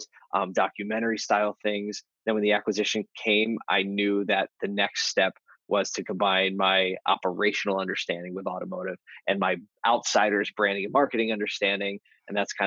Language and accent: English; Philadelphia, Pennsylvania, United States; I grew up in Philly